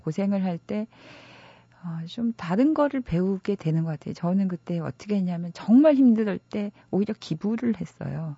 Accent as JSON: {"language": "Korean", "town": "Gangneung", "region": "Gangwon", "country": "South Korea", "tie": "born or raised there", "moved": "yes", "lives_now": "Seoul, South Korea", "said": "제가 가, 강원도 강릉 출신인데"}